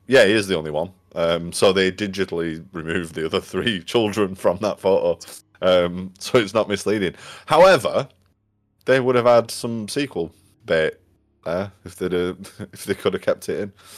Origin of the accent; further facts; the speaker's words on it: United Kingdom; As a, as a Brit